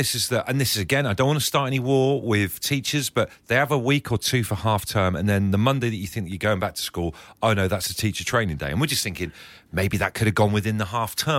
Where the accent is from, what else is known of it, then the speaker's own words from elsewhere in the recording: Devon, South West England, United Kingdom; also born or lived in Liverpool; I was born and raised in Devon, all right? Well, I was born in Liverpool, kind of came down to Devon when I was like 3 or 4 years old, but I'm pretty much Devonian.